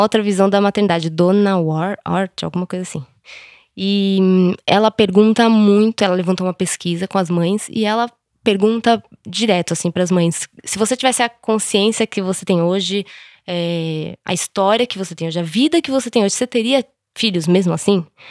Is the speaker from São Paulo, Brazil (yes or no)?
yes; São Paulo, Brazil; Eu sou de São Paulo mesmo, capital